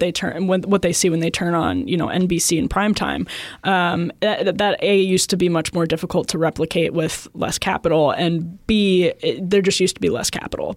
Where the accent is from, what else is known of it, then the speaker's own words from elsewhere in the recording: outside Milwaukee, Wisconsin, United States; growing up outside Milwaukee